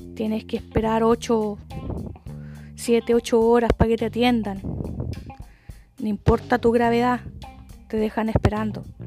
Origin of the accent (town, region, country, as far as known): Chile